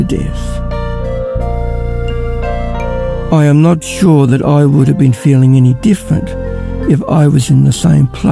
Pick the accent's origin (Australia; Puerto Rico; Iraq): Australia; Ballarat, Victoria; I'm from Ballarat